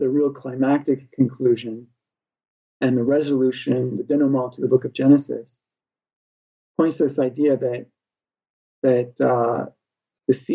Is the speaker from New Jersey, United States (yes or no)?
no; Illinois, United States; moved away as an adult; now in Slovakia; I'm from the state of Illinois